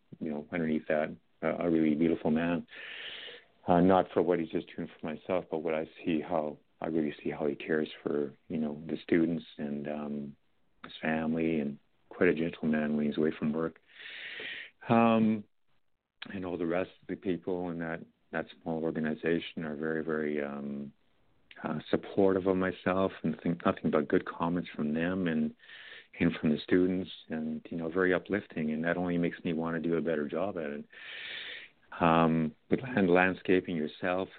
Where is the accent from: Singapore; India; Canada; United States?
Canada; also born or lived in Edmonton; I'm from Canada here